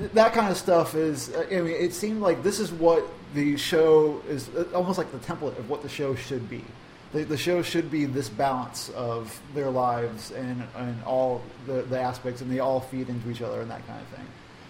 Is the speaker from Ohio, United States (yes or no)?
yes; Lima, Ohio, United States; So, I'm from Lima, so I know that area really well.